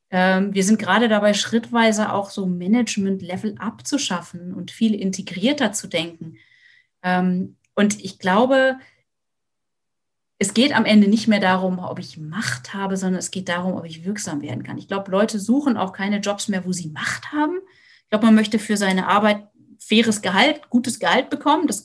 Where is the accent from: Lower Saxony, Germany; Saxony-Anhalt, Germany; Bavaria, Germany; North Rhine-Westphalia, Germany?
Lower Saxony, Germany; Ich komme, wie gesagt, aus der Lüneburger Heide und hab, bin auf eigentlich das Auto angewiesen.